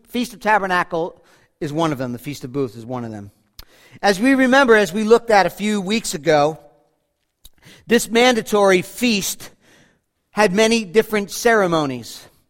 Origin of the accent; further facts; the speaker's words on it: Rockland County, New York, United States; growing up in Rockland County